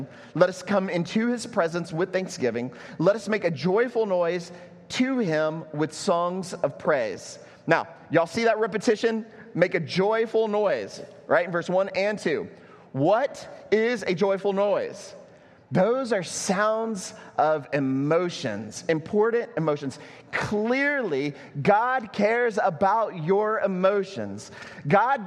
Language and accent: English; Texas, United States; now in Puerto Rico; I'm from Texas